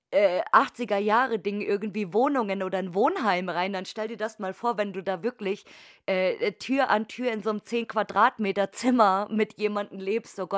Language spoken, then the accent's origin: German; Bavaria, Germany; Also es, es gab bei uns in Oberfranken jetzt, also in Bayern jetzt nicht so, aber in Oberfranken gab es auch einige